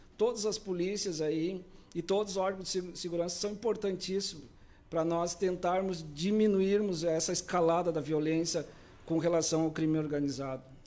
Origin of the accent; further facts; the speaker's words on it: Pedro Osório, Rio Grande do Sul, Brazil; moved away as an adult; also born or lived in Porto Alegre metropolitan region / Novo Hamburgo / São Leopoldo; now in Camaquã, Brazil; Sou natural da região aqui de Pedro Osório